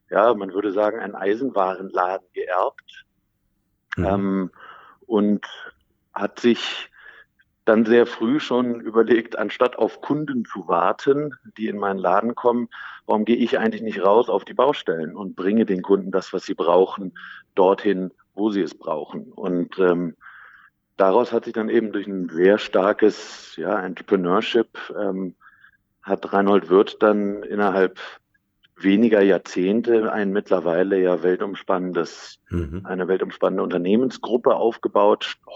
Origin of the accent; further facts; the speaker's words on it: Berlin, Germany; ich bin aufgewachsen im schönen Berlin, äh, meine Heimat, schon mit der Familie häufig umgezogen, war dann lange im Ausland, habe auch im Ausland studiert.